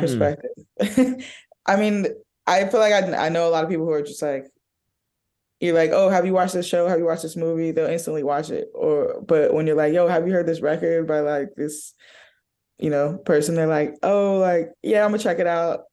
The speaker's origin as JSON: {"language": "English", "town": "Oakland", "region": "California", "country": "United States", "said": "I'm from Oakland"}